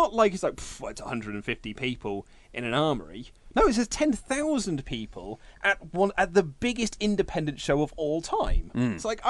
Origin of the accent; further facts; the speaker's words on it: Reading, South East England, United Kingdom; my hometown of Reading